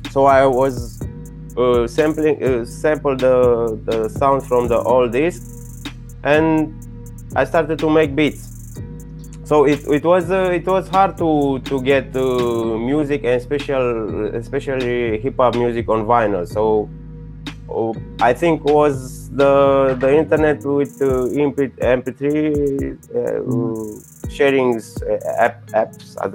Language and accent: English; Bucharest, Romania; English is a second language; Yeah, I'm I'm from Romania, from from Bucharest. You know, it's in Europe.